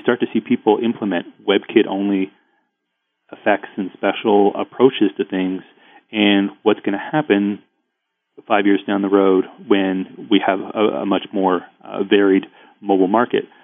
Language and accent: English; Ottawa, Ontario, Canada; I'm from Ottawa